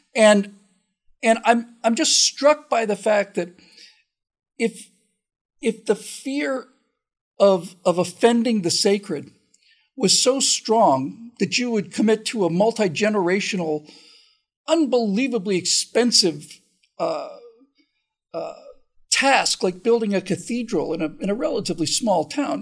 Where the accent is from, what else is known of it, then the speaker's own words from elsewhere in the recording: Bermuda; I grew up in Bermuda